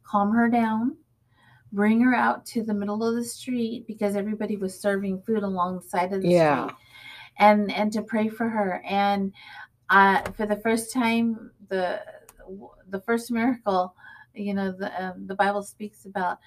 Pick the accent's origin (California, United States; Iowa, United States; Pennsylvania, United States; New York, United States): California, United States; Fresno; I'm from Fresno.